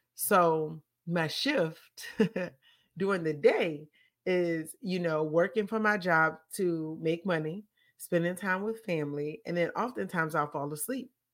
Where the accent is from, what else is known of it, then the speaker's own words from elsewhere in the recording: Petersburg, United States; the church in Petersburg where I grew up